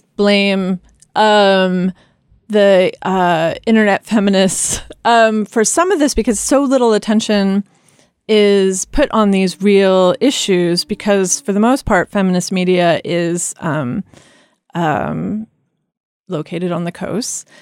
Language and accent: English; Kansas, United States; I grew up in Kansas